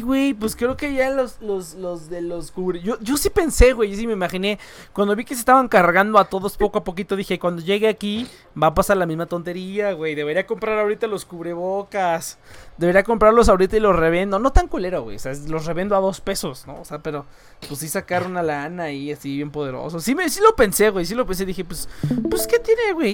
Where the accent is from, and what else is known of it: Mexico